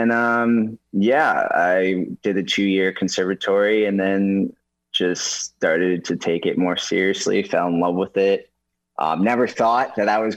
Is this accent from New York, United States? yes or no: yes; New York City, New York, United States; I'm from New York City, actually so I just moved out here for NCASY, living the dream.